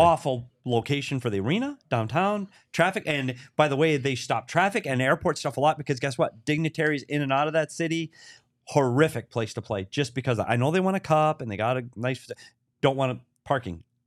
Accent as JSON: {"language": "English", "town": "Bemidji", "region": "Minnesota", "country": "United States", "tie": "born or raised there", "said": "my hometown of Bemidji, Minnesota"}